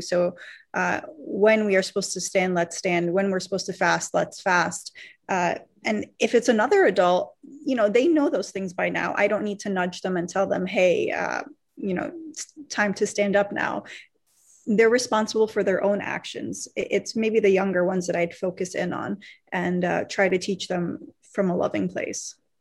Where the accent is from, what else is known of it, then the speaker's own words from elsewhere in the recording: United States; I grew up mostly in America here